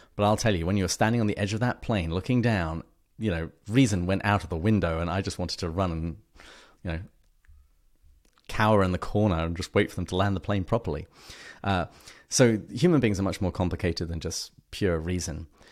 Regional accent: England, United Kingdom; moved away as an adult; now in La Crosse, United States; I am an Englishman, uh, but I live in the United States. I've lived here for

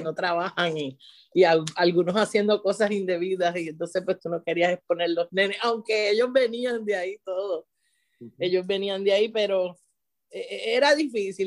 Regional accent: Puerto Rico; moved away as an adult; also born or lived in San Juan, Puerto Rico; now in Florida, United States; yo vengo de Puerto Rico, siempre trabajo en, en, zonas urbanas. Y vengo de Puerto Rico de, de, de una escuela título 1, ¿verdad? En San Juan.

